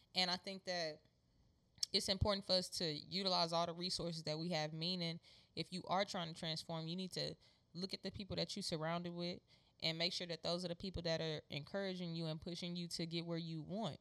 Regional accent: Houston, Texas, United States; the neighborhood I grew up in in Acres Home

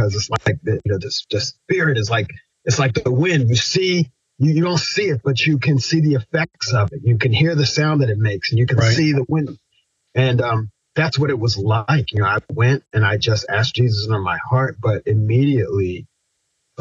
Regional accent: Pasadena, Maryland, United States; also born or lived in Annapolis, Maryland; I grew up in Anne Arundel County, Maryland

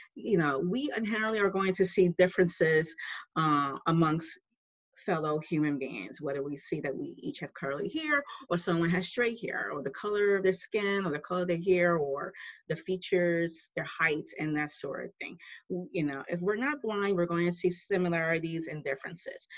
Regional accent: New York City, New York, United States; I'm originally from New York City

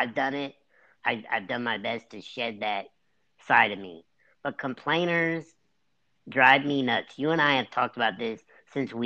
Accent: United States; We're both American

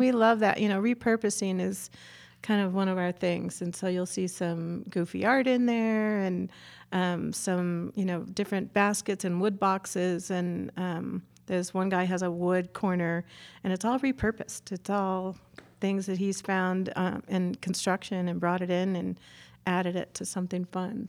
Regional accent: Chicago, Illinois, United States; moved away; I grew up in Chicago, and we had a old-fashioned deli

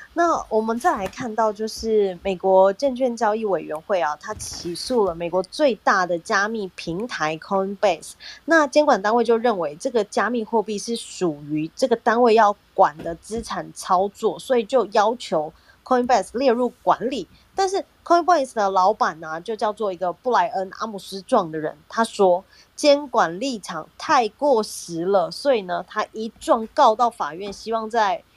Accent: Taiwan; 我们台湾人

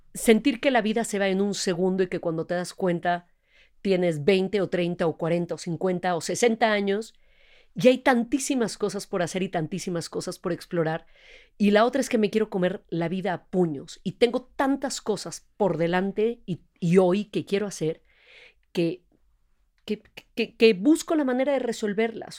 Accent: Mexico; Yo nací acá, de papás extranjeros, papá extranjero también, eh, pero soy, tengo doble nacionalidad, pero soy orgullosísimamente

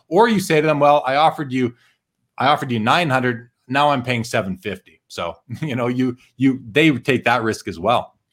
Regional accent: Winnipeg, Manitoba, Canada; where I grew up in Winnipeg

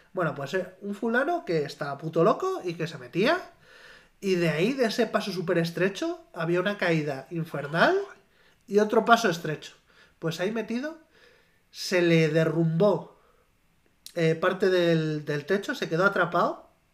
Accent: near Navalmoral de la Mata, Extremadura, Spain; moved away; Naval Moral, el pueblo al lado de mi pueblo

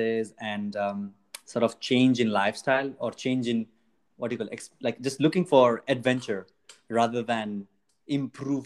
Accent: Nepal; moved away as an adult; now in Italy; I am from Nepal

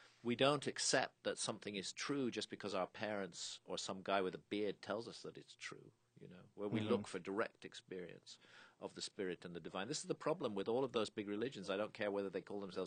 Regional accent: United Kingdom; I'm British

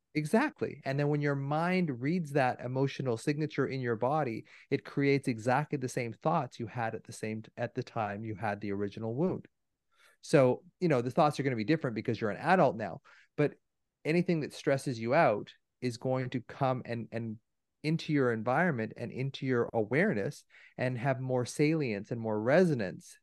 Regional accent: Canada; I'm Canadian

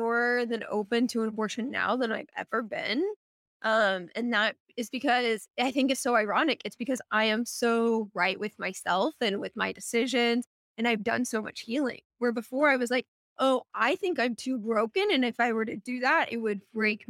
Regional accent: Missouri, United States; moved away as an adult; also born or lived in St. Louis, Missouri; now in Portland, United States; growing up in Missouri

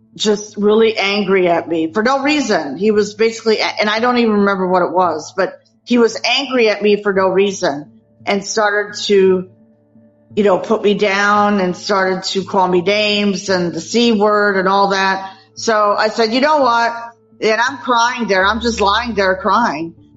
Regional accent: Minnesota, United States; now in Saratoga Springs, United States; I was actually born and raised in Minnesota, and now I live in upstate New York in Saratoga Springs

